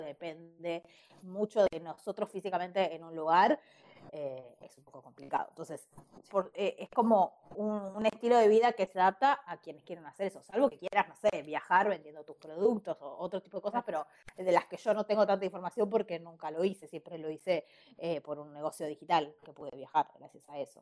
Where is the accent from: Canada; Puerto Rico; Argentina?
Argentina; Ushuaia, Tierra del Fuego; moved away as an adult; now in Buenos Aires, Argentina; soy usuaria pero me fui a los 18 años a Ushuaia a vivir en Buenos Aires